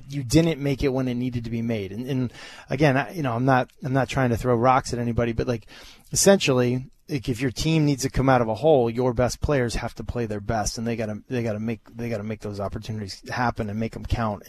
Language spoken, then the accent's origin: English; Massachusetts, United States; growing up in Massachusetts, Thanksgiving Day football games is, like, the huge thing